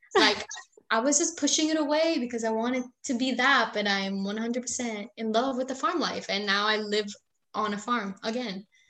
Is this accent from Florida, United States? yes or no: yes; St. Johns County, Florida, United States; also born or lived in Puerto Rico; I was born in Puerto Rico, but I moved to Florida when I was 6 years old